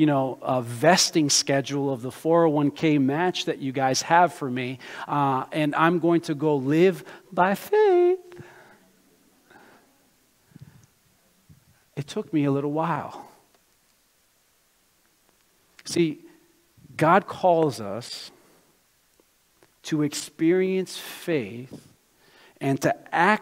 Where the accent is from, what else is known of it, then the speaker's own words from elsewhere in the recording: United States; also born or lived in Brazil; I was born in Brazil, but I grew up in America